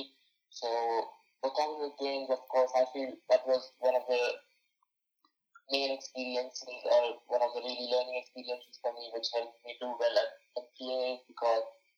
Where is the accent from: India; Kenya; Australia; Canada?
India; moved away as an adult; now in United States; I was the third Indian